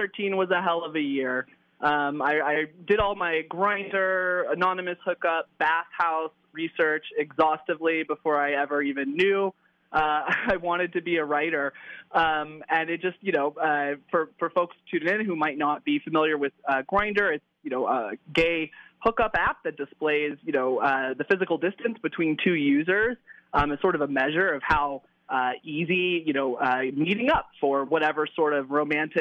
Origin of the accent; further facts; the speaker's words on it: the South, United States; moved away; I'm originally from the South